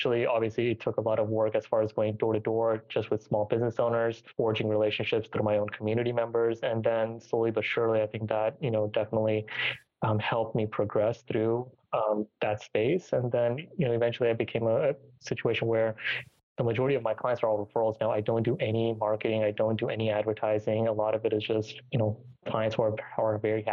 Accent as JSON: {"language": "English", "town": "Richmond", "region": "Virginia", "country": "United States", "tie": "born or raised there", "also_born_or_lived": "Tampa Bay, Florida", "said": "transferred back to my hometown to Richmond, Virginia"}